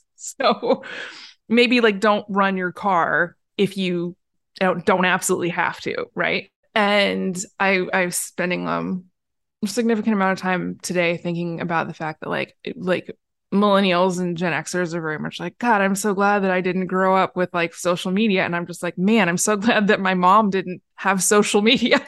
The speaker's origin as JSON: {"language": "English", "town": "Portland", "country": "United States", "tie": "born or raised there", "said": "I was born and raised in Portland"}